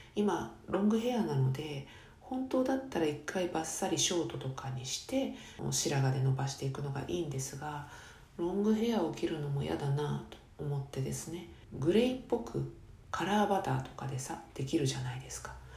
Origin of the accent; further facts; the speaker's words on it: Chiba, Japan; 生まれ育った千葉県